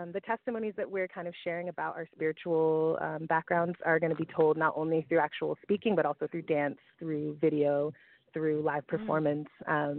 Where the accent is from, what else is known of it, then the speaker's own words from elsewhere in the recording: Connecticut, United States; And I grew up in Connecticut, as you already said.